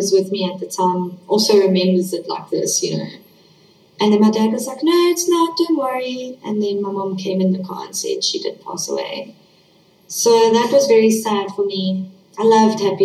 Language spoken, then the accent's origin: English; East London, Eastern Cape, South Africa; also born or lived in Johannesburg, South Africa; when I was 4 years old, we moved from Johannesburg, South Africa, to East London, South Africa.